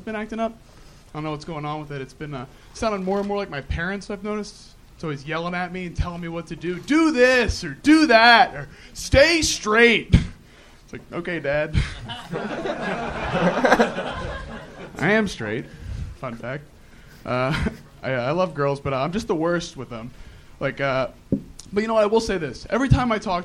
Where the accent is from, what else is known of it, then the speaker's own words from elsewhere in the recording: Lansdale, Pennsylvania, United States; moved away as an adult; now in Los Angeles, United States; I'm from like 40 minutes north, Lansdale